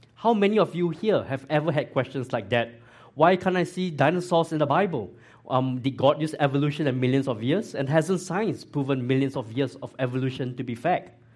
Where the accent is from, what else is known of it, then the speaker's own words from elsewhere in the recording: Singapore; moved away as an adult; now in Georgia, United States; I grew up in Singapore